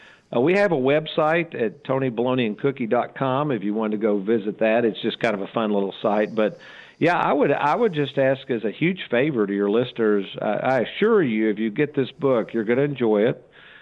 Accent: Lexington, Kentucky, United States; I grew up in Lexington, Kentucky. Back then, we didn't have a lot of money.

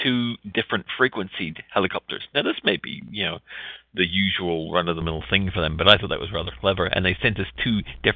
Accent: New Zealand; moved away; I'm from New Zealand

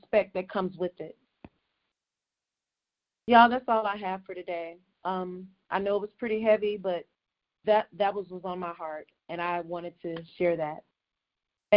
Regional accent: Mississippi, United States; I was born and raised in Mississippi

